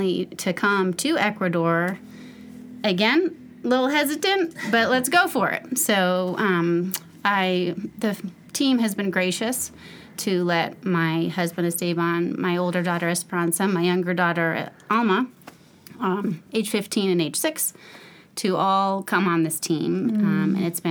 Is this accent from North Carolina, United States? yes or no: yes; Chapel Hill, North Carolina, United States; I am from Chapel Hill, North Carolina, Chapel of the Cross